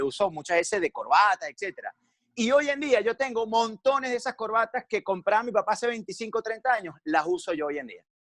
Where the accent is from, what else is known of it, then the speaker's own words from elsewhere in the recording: Valencia, Carabobo, Venezuela; moved away as an adult; now in Caracas, Venezuela; Yo, yo soy de Valencia, como ustedes ya dijeron, yo tengo 10 años radicado aquí en Caracas